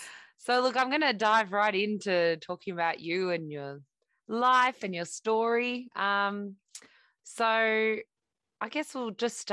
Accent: Horsham, Victoria, Australia; No, Horsham. So I was right there.

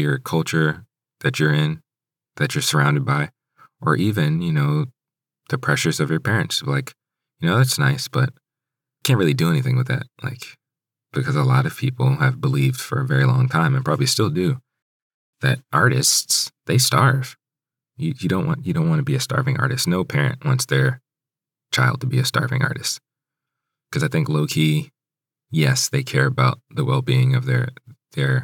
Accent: Hyattsville, Maryland, United States; Growing up in Hyattsville, growing up in the DMV area

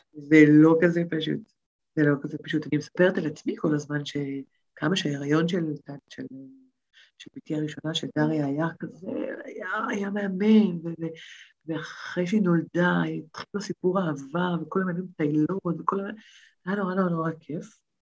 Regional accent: Tel Aviv, Tel Aviv District, Israel; moved away as an adult; נולדתי בתל אביב, כל חיי הייתי בתל אביב

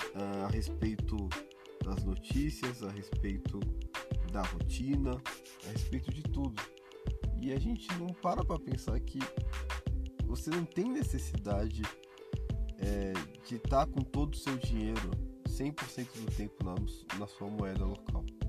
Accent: Brazil; eu sou brasileiro, eu nasci no Brasil

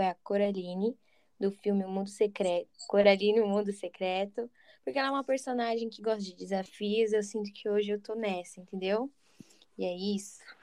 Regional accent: São Paulo, Brazil; sou do estado de São Paulo

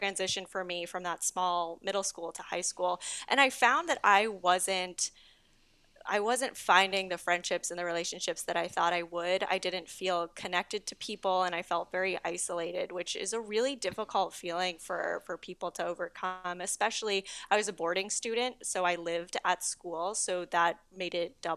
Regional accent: Walpole, Massachusetts, United States; also born or lived in New York City / Paris; now in Hoboken, United States; I'm originally from Walpole, Massachusetts

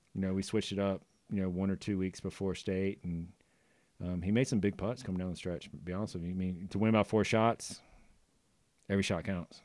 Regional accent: the South, United States; moved away; growing up in the South as a kid

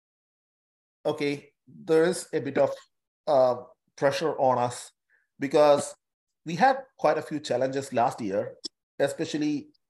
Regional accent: Kerala, India; now in Newcastle, Australia; We all come from an ethnic group from India, from a particular state in India

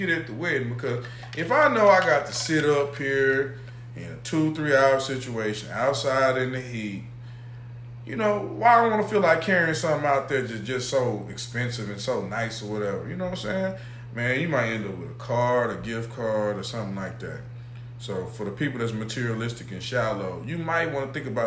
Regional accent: the South, United States; I'm from the South

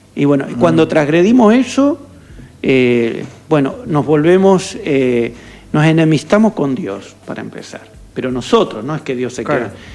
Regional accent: Argentina

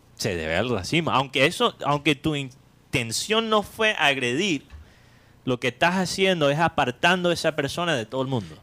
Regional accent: Colombian Caribbean coast, Caribbean Region, Colombia; nosotros como costeños

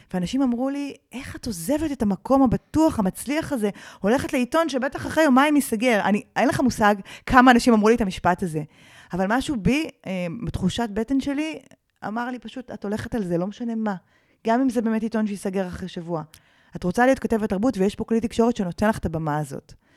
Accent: Karmiel, Northern District, Israel; אני גדלתי בכרמיאל אה, של שנות ה-80

